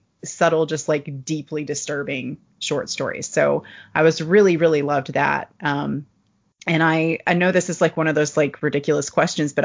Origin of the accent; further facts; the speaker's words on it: Kentucky, United States; That has happened to me with Kentucky. No matter where I go, I end up getting slurped back here.